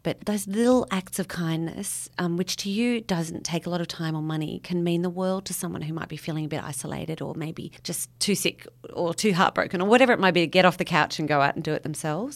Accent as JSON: {"language": "English", "town": "Sydney", "region": "New South Wales", "country": "Australia", "tie": "born or raised there", "moved": "as an adult", "lives_now": "west of Orange, Australia", "said": "I grew up in Sydney"}